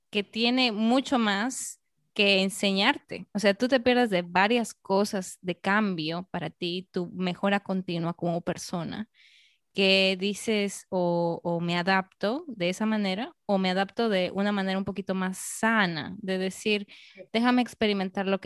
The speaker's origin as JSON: {"language": "Spanish", "country": "Peru", "said": "digamos, yo peruana, solo de peruanas en otro sitio"}